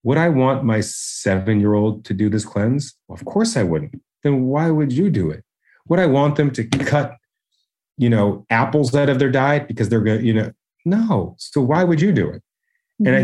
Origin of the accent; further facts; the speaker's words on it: Canada; because I'm Canadian, I go by metrics